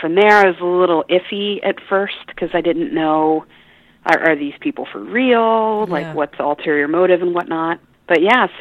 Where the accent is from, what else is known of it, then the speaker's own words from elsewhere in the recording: Orlando, Florida, United States; also born or lived in Los Angeles, California; I was brought over at a very early age by my mom to Orlando, Florida